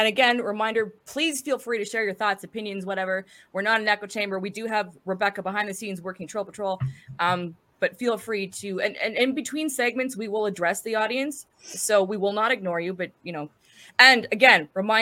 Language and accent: English; northern Alberta, Canada; now in southern Alberta, Canada; I'm in Alberta, Canada, born and raised in Alberta, originally from the north, now living in the south